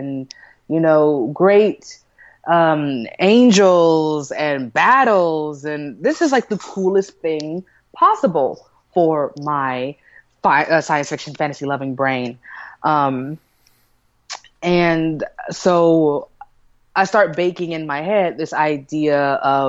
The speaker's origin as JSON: {"language": "English", "town": "Kansas City", "country": "United States", "said": "I'm from Kansas City"}